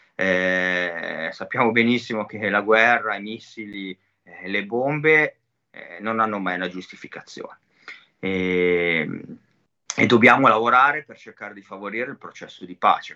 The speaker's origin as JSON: {"language": "Italian", "town": "Cinisello Balsamo", "region": "Lombardy", "country": "Italy", "said": "Io sono di Cinisello, Cinisello è il centro Covid di tutto il nord Milano"}